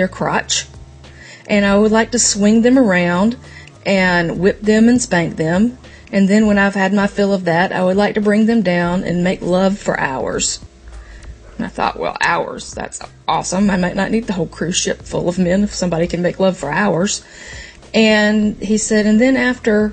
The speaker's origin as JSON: {"language": "English", "town": "Myrtle Beach", "region": "South Carolina", "country": "United States", "tie": "born or raised there", "also_born_or_lived": "Charleston, South Carolina", "moved": "yes", "lives_now": "Raleigh, United States", "said": "I grew up in Myrtle Beach"}